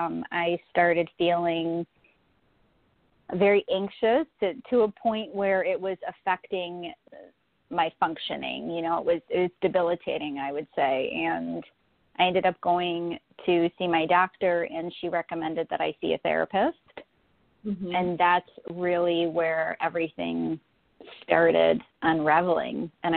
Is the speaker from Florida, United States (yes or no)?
yes; Florida, United States; born there; now in Buffalo, United States; Yeah, so I'm actually in Buffalo, New York. I was born in Florida, actually, and moved north to Buffalo.